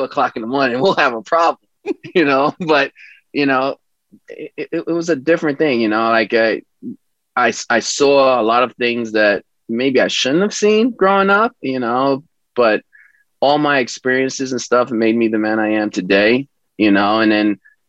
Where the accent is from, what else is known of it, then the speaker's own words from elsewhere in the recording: New York City, New York, United States; I grew up in East New York, Brooklyn. I loved growing up in Brooklyn.